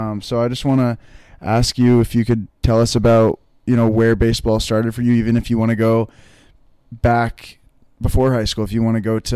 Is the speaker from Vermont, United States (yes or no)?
yes; Vermont, United States; I'm from Vermont.